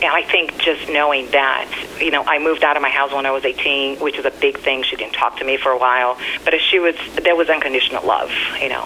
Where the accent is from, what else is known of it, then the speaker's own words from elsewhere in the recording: Brazil; moved away; Growing up in Brazil, there was a lot of verbal, physical, and abuse.